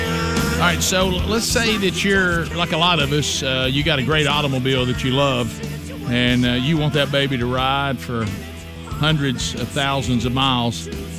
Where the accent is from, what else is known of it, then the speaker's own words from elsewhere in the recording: Birmingham, Alabama, United States; Bubba and I grew up in and around Birmingham.